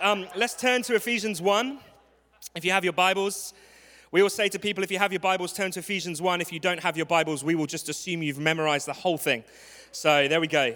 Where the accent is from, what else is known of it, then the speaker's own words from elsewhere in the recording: London, United Kingdom; accent: English; I am from London. This is not a speech impediment. This is an English accent.